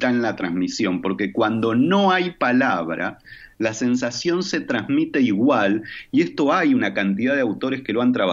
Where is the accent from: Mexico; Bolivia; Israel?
Israel; moved away; also born or lived in Argentina; que nosotros habíamos hecho una experiencia en los kibutzim israelíes antes de la dictadura, donde yo me crié, nací en Argentina, pero nos fuimos ahí.